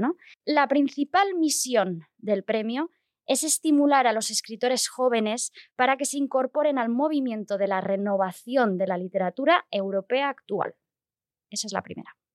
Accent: Barcelona, Catalonia, Spain; yo soy de Barcelona y, claro, yo he visto y he pasado por la calle Aribau mm, durante toda mi vida

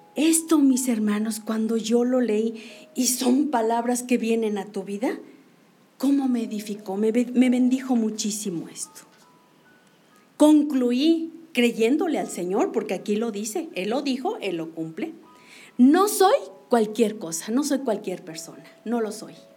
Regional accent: Mexico; como mexicanos

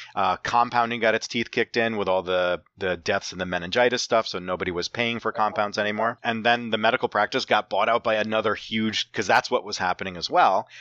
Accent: Saugerties, New York, United States; our hometown of Saugerties, New York

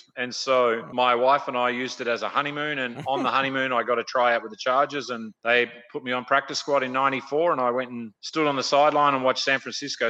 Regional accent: Australia; accent: Australian, with a bit of a Midwest roll; moved away as an adult; also born or lived in Southern California / Minnesota; now in Tulsa, United States; It started as an Australian accent, and I've been here 30 years now, and I'm still stuck with it.

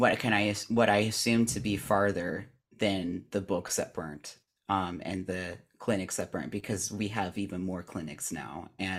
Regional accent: California, United States; living in Hollywood, granted, and also just being born and raised in California

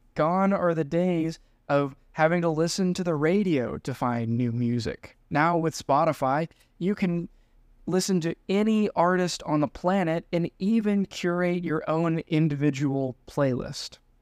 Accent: United States; being the American gringo

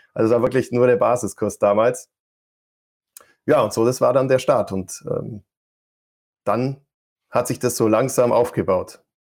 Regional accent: Allgäu, Bavaria, Germany; vielleicht hört man es noch, ich versuche es immer zu verbergen. Ich komme aus dem Allgäu

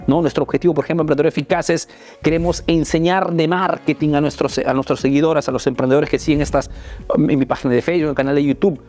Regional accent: Peru; now in Italy

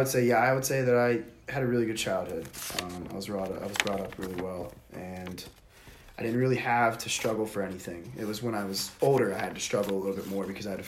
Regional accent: Freeport, United States; also born or lived in Indiana; I grew up in Indiana until I was in like the third grade and we moved to Freeport

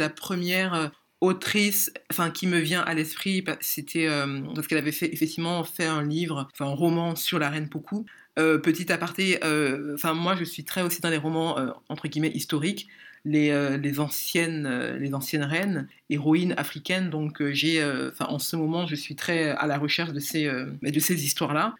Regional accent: Cameroon; moved away; also born or lived in Ivory Coast; je suis camerounaise

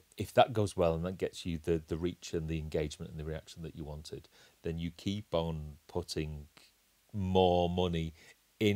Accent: England, United Kingdom; we're English

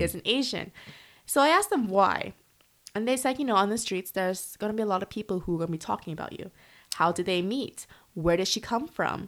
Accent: Canada; moved away as an adult; now in Korea; I'm from Canada

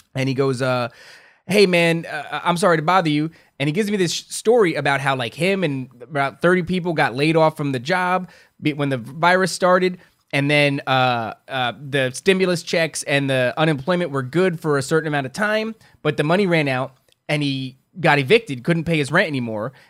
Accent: Carteret, New Jersey, United States; also born or lived in Elizabeth, New Jersey; my hometown's Carteret

